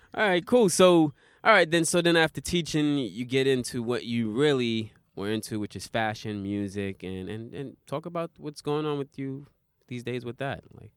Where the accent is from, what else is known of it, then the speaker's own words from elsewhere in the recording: New York City, New York, United States; now in Japan; I'm from Brooklyn